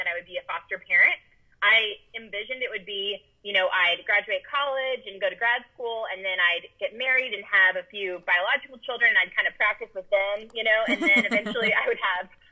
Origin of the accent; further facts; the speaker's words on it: Austin, Texas, United States; also born or lived in Dallas; I moved back from Dallas to Austin, which is my hometown, My parents live here